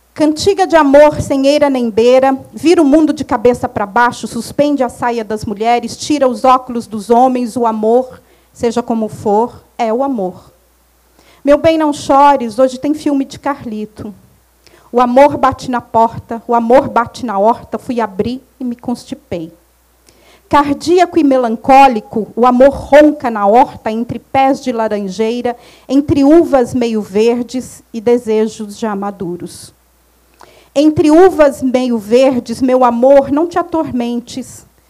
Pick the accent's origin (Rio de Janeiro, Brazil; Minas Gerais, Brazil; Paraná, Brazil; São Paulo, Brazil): Minas Gerais, Brazil; moved away; eu saí de Minas há muito tempo, mas Minas não sai de mim nunca